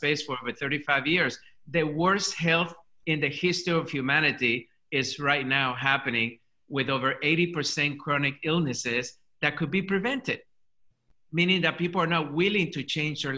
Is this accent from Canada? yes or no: no; Colombia; English is a second language; now in United States; English is my second language. I'm an immigrant to this country. Come from Colombia, South America.